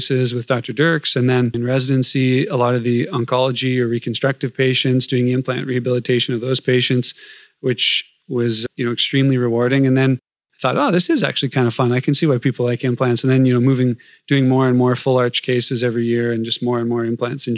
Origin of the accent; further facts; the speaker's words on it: Burlington, Ontario, Canada; also born or lived in Oregon; now in Toronto, Canada; I'm from Burlington, Ontario, so pretty near Toronto